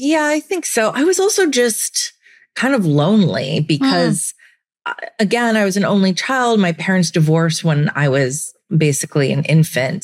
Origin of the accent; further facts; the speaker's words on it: Santa Cruz, California, United States; now in New York, United States; I grew up in Santa Cruz, which is a beach town